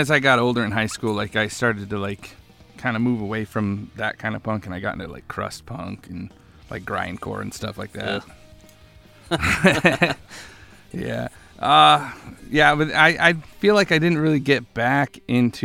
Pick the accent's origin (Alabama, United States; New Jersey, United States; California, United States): California, United States; Orange County; moved away as an adult; also born or lived in Buffalo, New York; now in Austin, United States; I was born in Buffalo, and I lived there till I was 10, and then I moved to California.